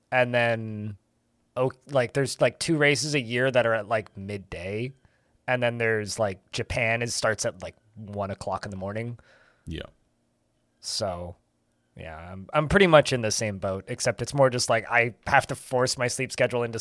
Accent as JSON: {"language": "English", "country": "Canada", "said": "I'm Canadian, uh, not American."}